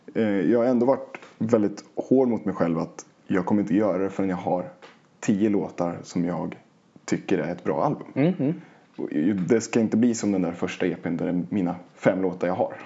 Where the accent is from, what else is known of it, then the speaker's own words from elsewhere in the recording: Oxelösund, Södermanland, Sweden; moved away as an adult; now in Stockholm, Sweden; jag hade bott i Oxelösund hela mitt liv